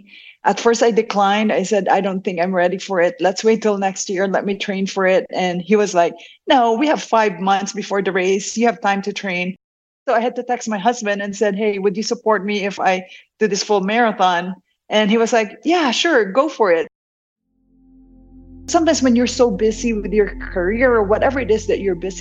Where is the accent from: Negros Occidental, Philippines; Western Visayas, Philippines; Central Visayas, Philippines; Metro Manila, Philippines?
Negros Occidental, Philippines; Bacolod; moved away as an adult; now in United States; I was born and raised in Negros Occidental. And I was in Bacolod for high school and college. And I didn't move to the States until I finished college.